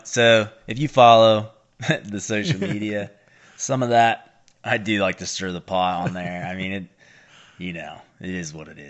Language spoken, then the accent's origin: English; the South, United States; accent: Appalachian; what is my accent? Kentucky?